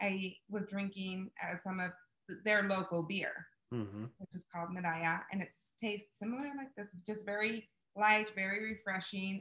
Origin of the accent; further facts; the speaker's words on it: Idaho, United States; I'm Mexican and I absolutely love my culture. However, I was raised in Idaho